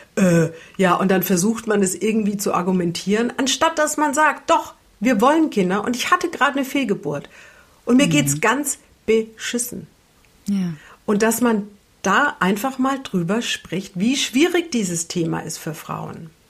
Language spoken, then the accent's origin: German; Franconia, Bavaria, Germany; now in Hamburg, Germany; ich komme ja aus Franken